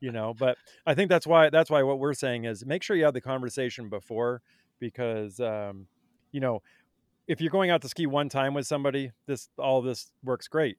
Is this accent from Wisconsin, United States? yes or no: no; Vermont, United States; I grew up in Vermont